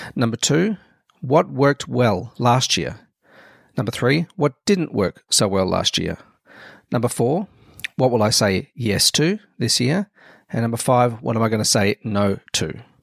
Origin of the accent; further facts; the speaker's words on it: Melbourne, Victoria, Australia; to set up the Melbourne branch, um, where I lived